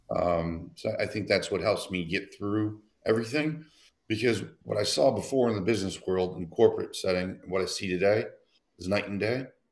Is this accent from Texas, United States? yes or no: no; Detroit, Michigan, United States; moved away as an adult; also born or lived in Philadelphia; I grew up in Detroit.